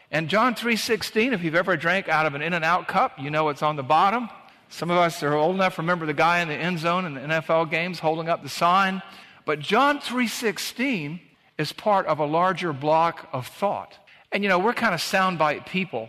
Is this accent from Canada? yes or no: no; Savannah, Georgia, United States; in the beach where we grew up in Savannah, Georgia